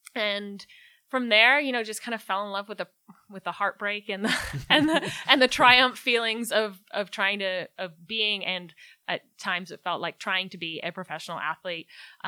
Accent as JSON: {"language": "English", "region": "Scotland", "country": "United Kingdom", "tie": "born there", "said": "Born in Scotland, so I graduated from Rice in 2009, and because I was born in Scotland, I had that opportunity to compete in the Commonwealth Games in 2010"}